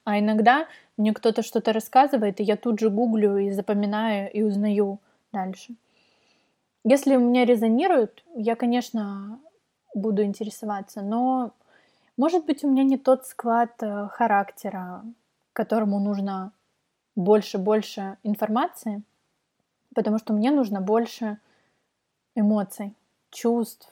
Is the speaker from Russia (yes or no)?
no; Kyiv, Ukraine; also born or lived in Kharkiv; в семь э, мы переехали в Киев из Харькова. Я родилась в Харькове. Э, мы переехали в Киев, я пошла в Тодос